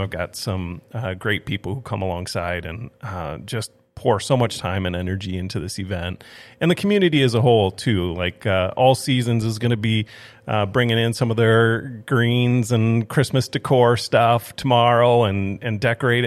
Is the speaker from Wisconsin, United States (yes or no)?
no; Twin Cities, Minnesota, United States; moved away as an adult; also born or lived in Saint Paul, Minnesota / Watertown, South Dakota; now in Grand Forks, United States; I grew up in the Twin Cities area, um, went to school at Northwestern there in Saint Paul